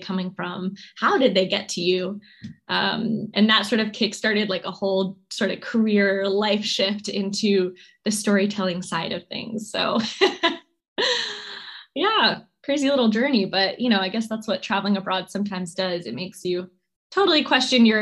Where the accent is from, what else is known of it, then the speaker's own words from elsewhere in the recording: New York, United States; also born or lived in California; We moved from California to New York when I was a kid